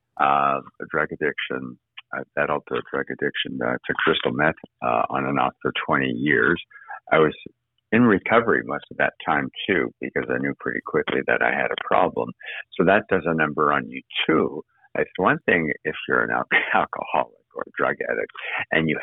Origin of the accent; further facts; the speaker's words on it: Winnipeg, Manitoba, Canada; moved away as an adult; also born or lived in New York / Boston / Toronto; now in Los Angeles, United States; I was born and raised in Winnipeg, Manitoba, Canada